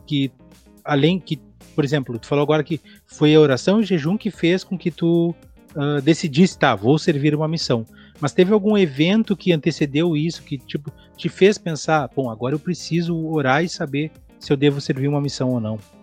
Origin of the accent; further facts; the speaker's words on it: Quaraí, Rio Grande do Sul, Brazil; eu nasci em Quaraí, que é fronteira com Artigas, no Uruguai